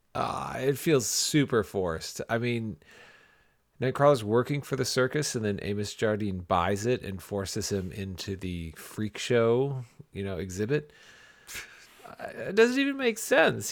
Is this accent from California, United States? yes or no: no; Ypsilanti, Michigan, United States; my hometown of Ypsilanti, Michigan